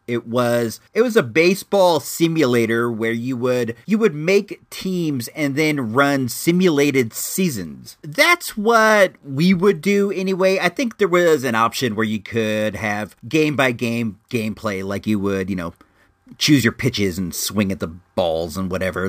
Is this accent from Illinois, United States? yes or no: yes; Illinois, United States; I hail from Illinois